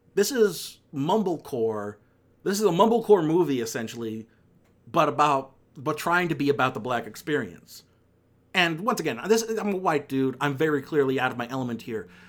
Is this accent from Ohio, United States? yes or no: yes; Akron, Ohio, United States; born or raised there